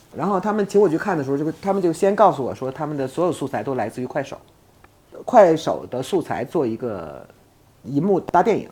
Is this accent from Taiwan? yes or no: no; China; 我作为一个中国的公民哈，作为一个 从来没有，迟疑的说我是一个中国人的这样的一个人